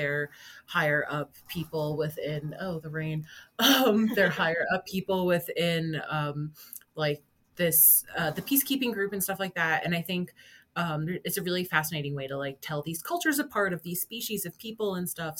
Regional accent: United States

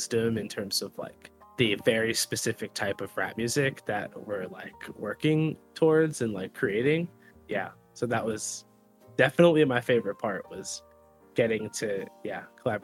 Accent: Plymouth County, South Shore of Massachusetts, United States; I'm from the South Shore of Massachusetts in an area called Plymouth County.

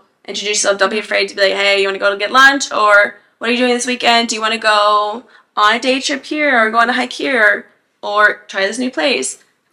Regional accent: Arkansas, United States; moved away as an adult; also born or lived in Santiago, Chile; now in Dublin, Ireland; I'm from Arkansas.

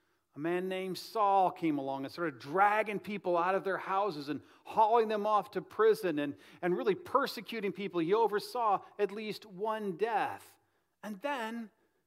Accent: Midwest, United States; now in Delray Beach, United States; Up north where I grew up in the Midwest

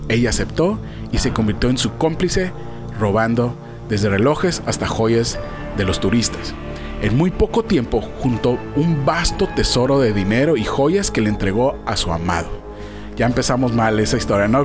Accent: Tijuana, Baja California, Mexico; Yo siendo tijuanense

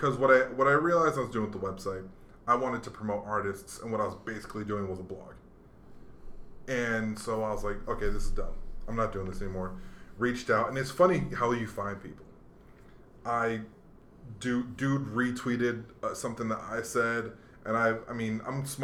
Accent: Hawaii, United States; moved away; I grew up in Hawaii mostly

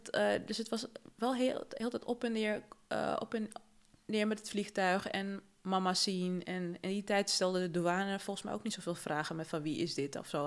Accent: Amsterdam, North Holland, Netherlands; also born or lived in Paramaribo, Suriname; Ja, ik, ik groeide op in Zuidoost, hè. Dus dat is zo'n soort Suriname

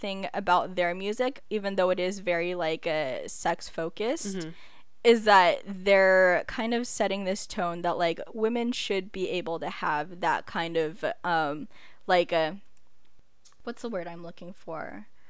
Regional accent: Philippines; well, I'm Filipino, so this is like a given, but island reggae.

